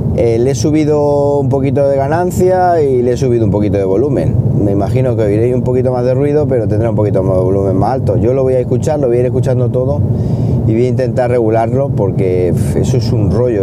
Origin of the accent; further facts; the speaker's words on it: Siles, Andalusia, Spain; en mi pueblo, en Siles